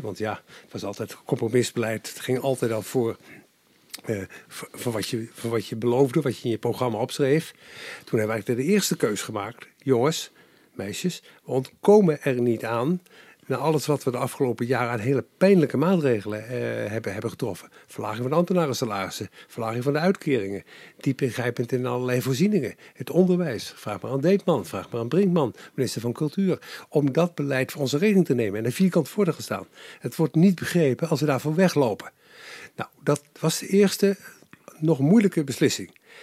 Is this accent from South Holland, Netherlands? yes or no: yes; Capelle aan den IJssel, South Holland, Netherlands; ik ben geboren in Capelle aan de IJssel